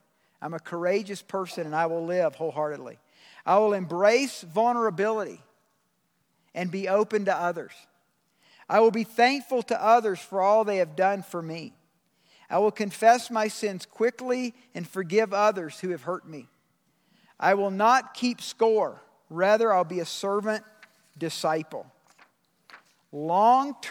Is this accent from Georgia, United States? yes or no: yes; Georgia, United States; I'm from Georgia